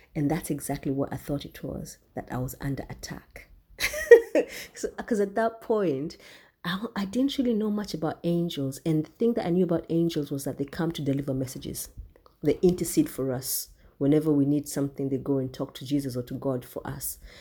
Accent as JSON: {"language": "English", "country": "Kenya", "said": "I'm from Kenya. I'm um, I'm a Kikuyu, the largest tribe in Kenya."}